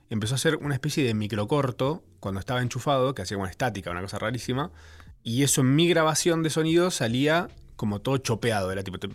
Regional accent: Uruguay; no sé por qué me llaman, soy uruguayo.

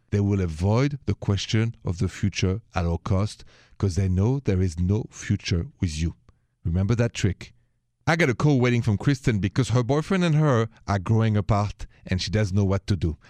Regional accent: Paris, Île-de-France, France; accent: Parisian French; moved away; my accent, if you haven't heard the show before, is straight from Paris, France, city of lovers

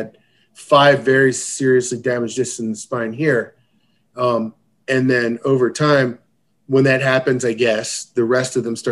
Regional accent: Baltimore, Maryland, United States; I grew up in Baltimore

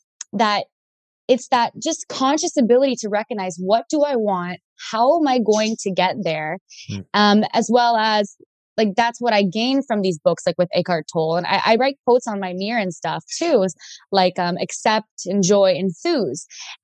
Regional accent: Ontario, Canada; Ontario, I'm from Canada.

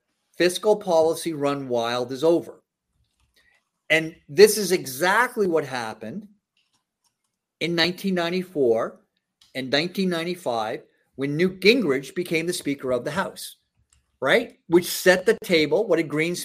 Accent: Toronto, Ontario, Canada; moved away as an adult; also born or lived in Washington, D.C. area, United States; I grew up in Toronto. I grew up in my parents' place, had a place in Don Mills

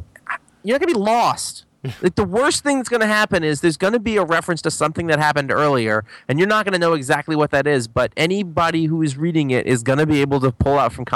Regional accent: Maine, United States; accent: Maine; moved away

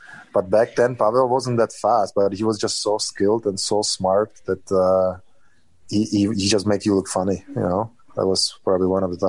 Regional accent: Czechia; Definitely my hometown, or the town I'm living in right now.

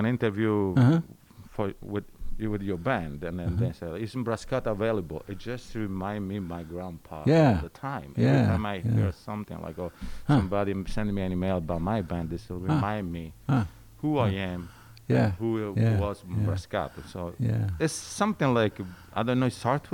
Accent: Calabria, Italy; English is a second language; moved away as an adult; also born or lived in Florence, Italy; now in Ithaca, United States; I'm from Calabria

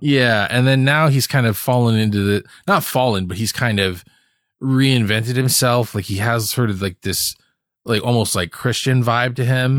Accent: Hawaii, United States; moved away; I grew up in Hawaii

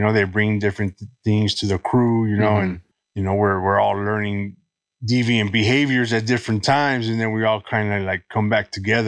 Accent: Los Angeles, California, United States; Born and raised in Los Angeles. Been here my whole life.

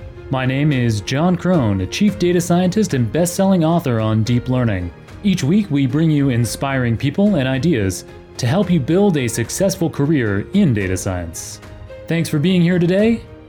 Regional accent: Toronto, Ontario, Canada; So I was born and raised in Toronto

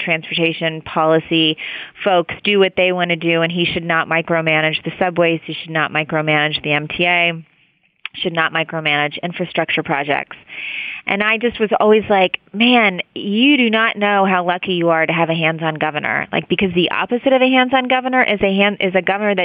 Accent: West Virginia, United States; now in New York City, United States; I'm from West Virginia, so I grew up, like, in a coal state

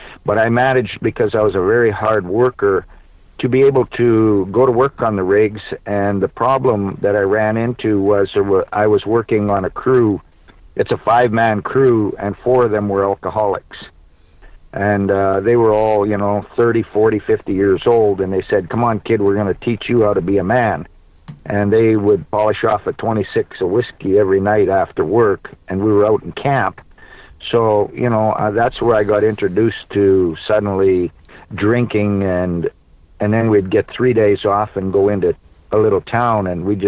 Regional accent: Manitoba, Canada; born there; Well, I was born in Manitoba. My mother was Canadian.

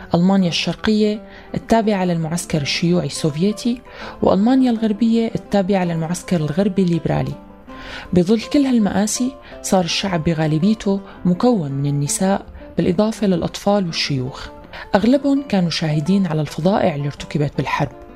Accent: Syria; نحن كسوريين

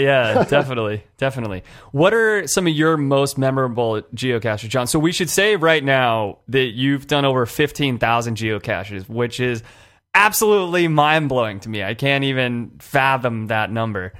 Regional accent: California, United States; I'm from California

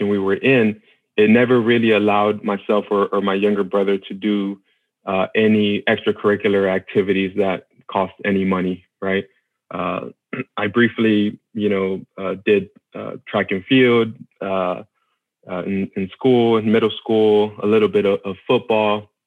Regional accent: Austin, Texas, United States; I'm originally from Austin, Texas. That's where okay. we grew up in, actually right outside of Austin in a small area called Del Valle.

